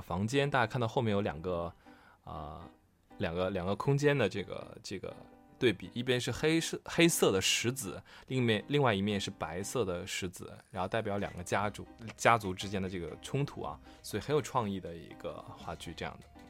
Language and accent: Chinese; Changchun, Jilin, China; 我是长春人啊，我是你的老乡啊